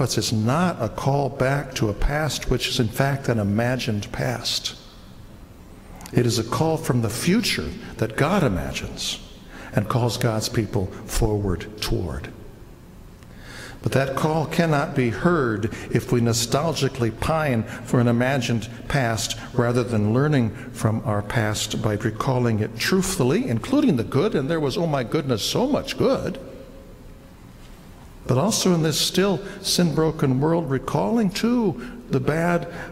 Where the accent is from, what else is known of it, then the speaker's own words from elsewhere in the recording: United States; an American who loves being an American